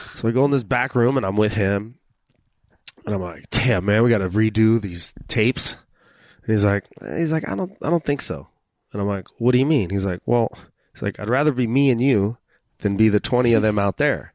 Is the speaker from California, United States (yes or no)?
yes; Rancho Cucamonga, California, United States; I'm from Rancho Cucamonga